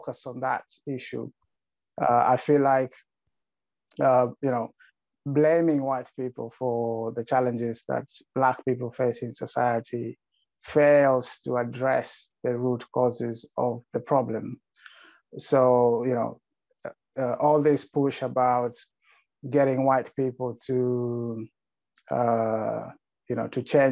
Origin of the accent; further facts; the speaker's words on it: Kenya; now in United Kingdom; I was born in Kenya, living in the UK at the moment